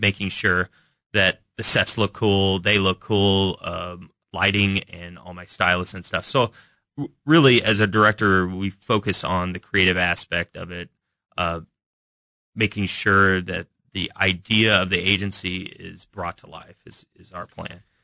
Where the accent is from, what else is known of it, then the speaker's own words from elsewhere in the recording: Kansas City, Missouri, United States; we grew up in Kansas City, part of the time, Shawnee Mission School